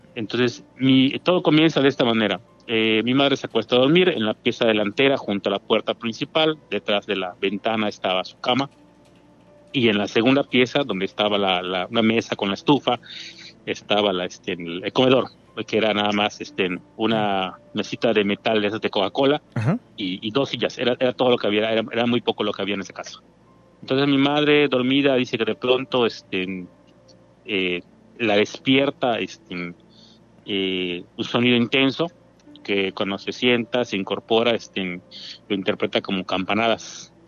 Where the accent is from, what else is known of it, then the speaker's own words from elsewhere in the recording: Mérida, Yucatán, Mexico; Aquí de Mérida, la ciudad de Mérida, Yucatán.